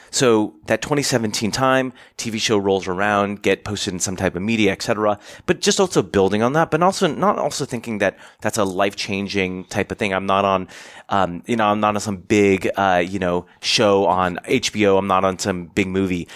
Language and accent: English; United States; I'm Asian American